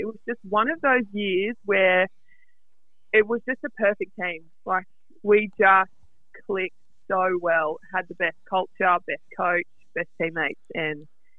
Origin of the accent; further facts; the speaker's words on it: Grafton, New South Wales, Australia; moved away as an adult; also born or lived in Gold Coast; So I'm from Grafton, on the mid-north coast, and... I loved growing up there.